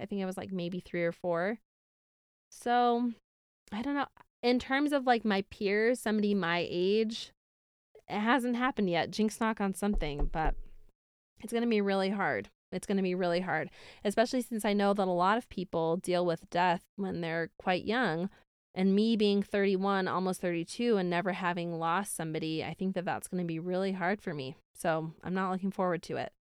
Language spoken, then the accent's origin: English; Syracuse, New York, United States; now in Utah, United States; I grew up in Syracuse, New York, somewhere upstate